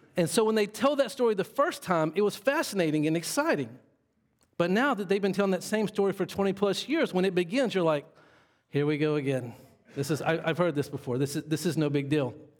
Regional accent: Monroe, Louisiana, United States; I grew up in Monroe, Louisiana.

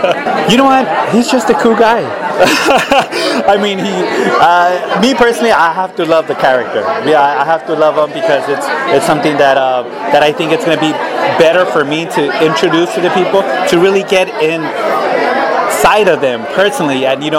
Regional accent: Los Angeles, California, United States; I grew up right here in East LA and Boyle Heights. I went to Evergreen Elementary here, Bowery Junior High, Roosevelt High School.

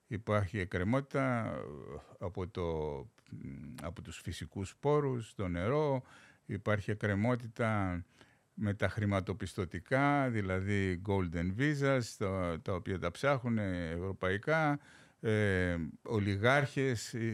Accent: Greece; Χθε διάβαζα ένα στου έξι κινδυνεύει με απόλυτη φτώχεια στη, στην πατρίδα μου.

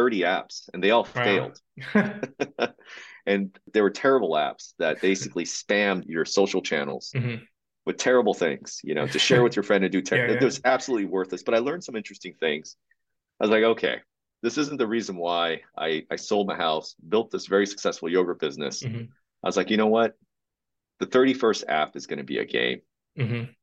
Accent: Uijeongbu, Gyeonggi Province, South Korea; moved away; I grew up in South Korea and in a very, very modest area of town called Wijeonbu, which was directly across from a military base

